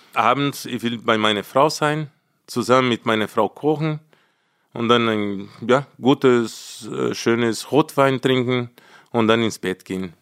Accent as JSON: {"language": "German", "country": "Brazil", "second_language": "German", "moved": "as an adult", "lives_now": "Munich, Germany", "said": "Ich will jetzt endlich zurück nach Brasilien, zu meiner Heimat, mein Land"}